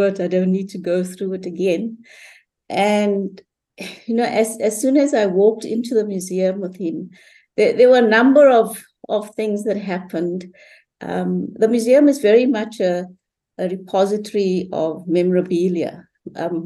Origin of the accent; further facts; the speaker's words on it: South Africa; I'm a South African